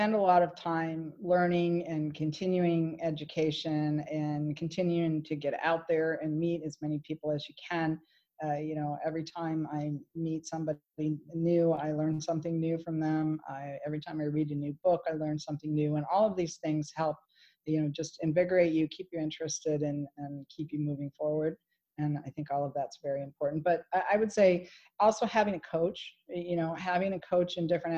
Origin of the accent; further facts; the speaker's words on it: Michigan, United States; moved away; I came from Michigan